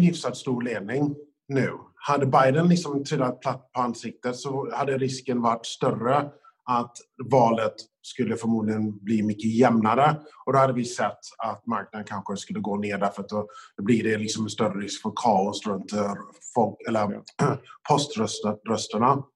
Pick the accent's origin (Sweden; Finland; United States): United States; moved away; som amerikan